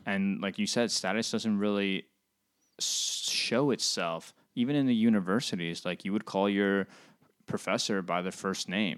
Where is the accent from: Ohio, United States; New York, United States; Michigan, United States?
New York, United States; moved away as an adult; now in Finland; I'm originally from New York